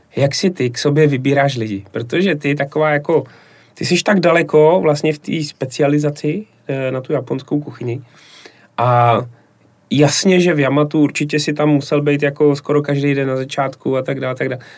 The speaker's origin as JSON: {"language": "Czech", "town": "Plzeň", "region": "Plzeň Region", "country": "Czechia", "said": "jako Plzeňák"}